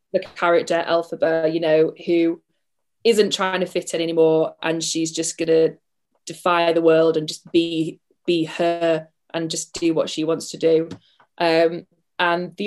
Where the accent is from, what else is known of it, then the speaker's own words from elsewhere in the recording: United Kingdom; we're too British